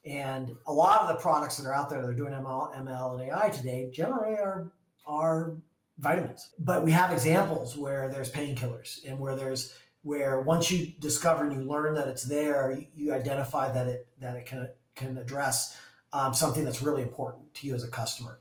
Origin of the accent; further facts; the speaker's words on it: Vail, Colorado, United States; now in Seattle, United States; I grew up in Vail, Colorado, at a ski area